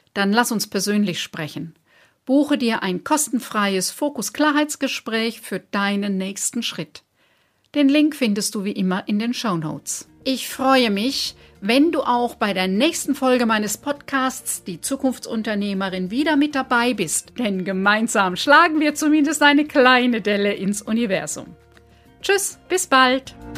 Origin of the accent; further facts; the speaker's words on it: Germany; bei uns in Deutschland